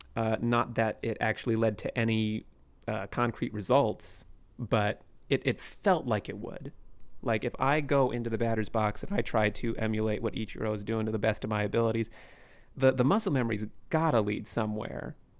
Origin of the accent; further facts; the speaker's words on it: Shoreline, Washington, United States; also born or lived in Seattle; I was born in Seattle and raised in Shoreline